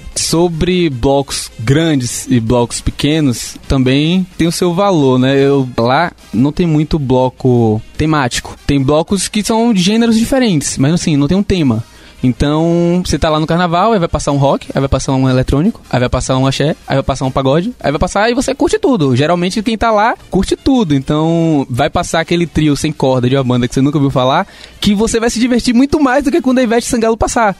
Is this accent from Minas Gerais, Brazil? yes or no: no; Salvador, Bahia, Brazil; De Salvador